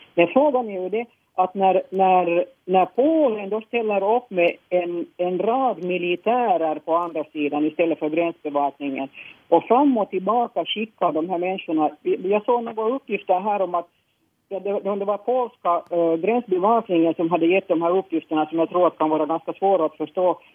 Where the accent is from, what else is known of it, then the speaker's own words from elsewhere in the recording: Helsinki, Uusimaa, Finland; jag är född i Helsingfors och bott i Helsingfors